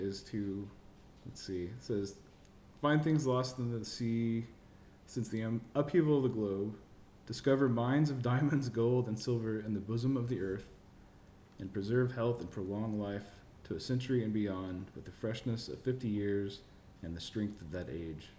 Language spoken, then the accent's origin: English; Oklahoma, United States; I am coming from Oklahoma because everyone's all about OU football or OSU football.